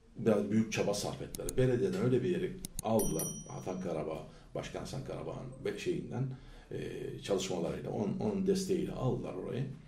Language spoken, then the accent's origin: Turkish; İzmir, Turkey; also born or lived in Ankara; Ben Ankara doğumluyum. 67'de e, çocukluk daha ilkokul 2'de e, yarısında e, Şubat'ın valla ortalarıydı. Ankara, İz, İzmir'e geldik.